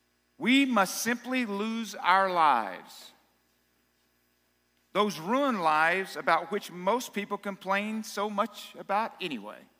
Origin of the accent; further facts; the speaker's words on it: South Arkansas, United States; I'm from South Arkansas